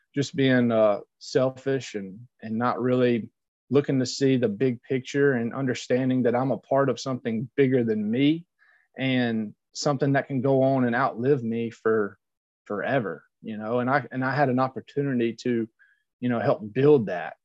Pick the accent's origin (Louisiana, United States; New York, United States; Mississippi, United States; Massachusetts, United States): Louisiana, United States; being a louisiana boy that was my home state school